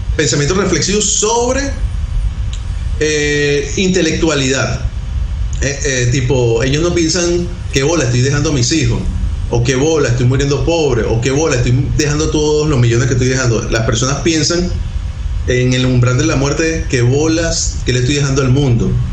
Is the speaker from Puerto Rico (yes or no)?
no; Venezuela; Nosotros somos venezolanos